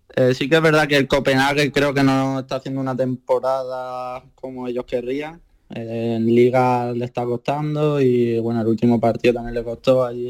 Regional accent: Málaga, Andalusia, Spain; moved away as an adult; now in Viborg, Denmark; yo que soy de Málaga

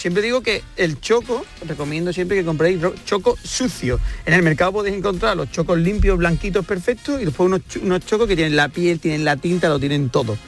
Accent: Huelva, Andalusia, Spain; un guiso de mi tierra, de Huerva

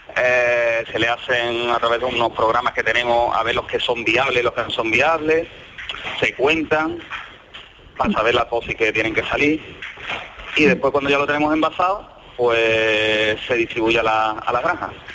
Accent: Campillo, Spain; moved away as an adult; also born or lived in Scotland / northern Spain; yo soy de Campillo

